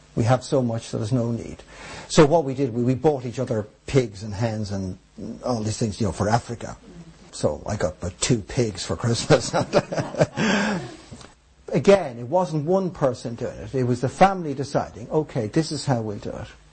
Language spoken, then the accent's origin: English; Ireland